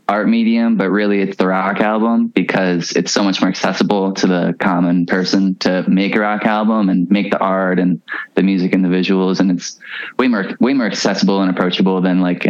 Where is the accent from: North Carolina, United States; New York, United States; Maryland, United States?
Maryland, United States; Baltimore; I'm from Baltimore